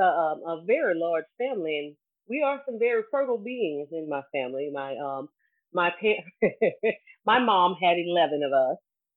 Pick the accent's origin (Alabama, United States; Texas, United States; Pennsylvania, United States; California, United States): Alabama, United States; Calvert; moved away; I'm from Washington County, or right at the Washington Mobile County line. Most people know it as Calvert. However, I'm from an even smaller community called Powell Bayou. Yeah, but I'm from Powell Bayou, Red Dirt Road